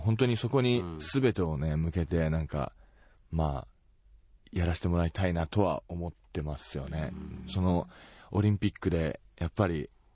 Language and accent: Japanese; Tomakomai, Hokkaido, Japan; 自分の地元苫小牧